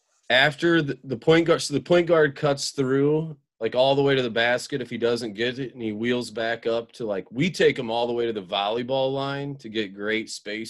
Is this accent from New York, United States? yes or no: no; Central Illinois, United States; also born or lived in Hinsdale, Illinois; I grew up in Central Illinois and have moved.